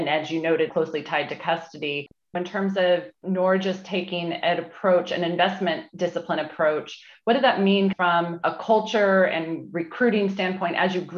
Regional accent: Southern California, United States; we're both from Southern California originally, and we actually went to rival high schools

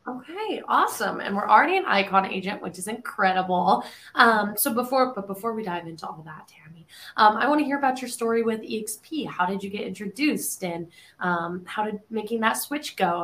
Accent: Colorado, United States; now in Nashville, United States; I'm from Colorado, right? Which is just a big square state

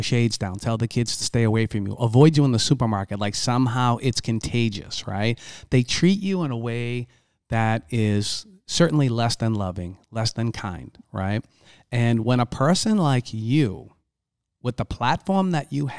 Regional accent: Boston, Massachusetts, United States; I come from Boston. I come from the inner city. I come from a very, very tough neighborhood.

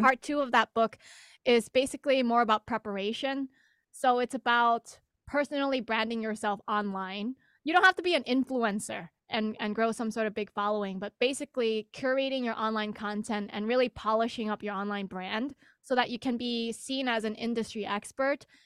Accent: United States; I'm Asian American

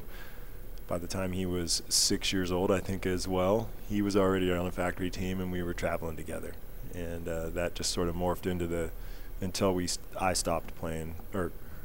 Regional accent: Northwest, United States; I came from the Northwest

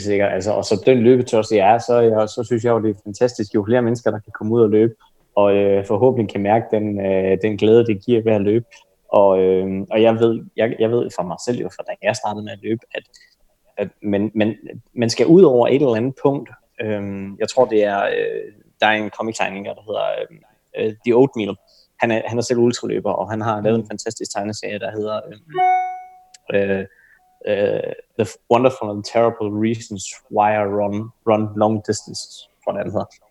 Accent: Denmark

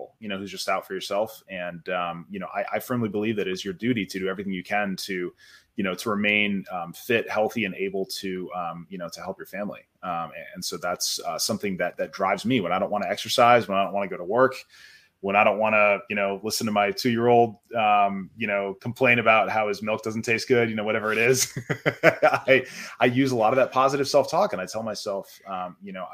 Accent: United States; As a dad, as an American

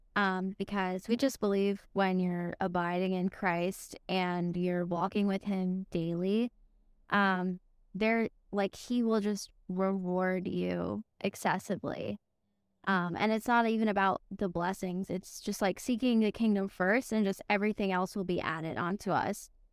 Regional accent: Connecticut, United States; now in Tennessee, United States; I'm actually from Connecticut, I'm not from Tennessee

